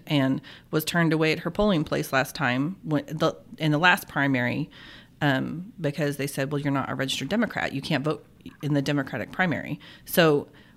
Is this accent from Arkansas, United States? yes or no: yes; Arkansas, United States; now in Oklahoma, United States; I grew up in Arkansas, which has open primaries.